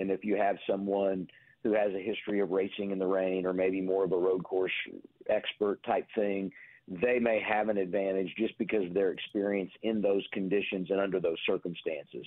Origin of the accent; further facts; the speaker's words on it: Indianapolis, Indiana, United States; as a kid growing up in Indianapolis